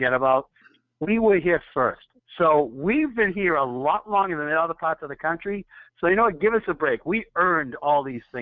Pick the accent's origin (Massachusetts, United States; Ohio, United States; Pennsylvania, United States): Massachusetts, United States; Arlington; I was actually born and raised in a town, about 50,000 people, about 10 minutes outside of Boston, called Arlington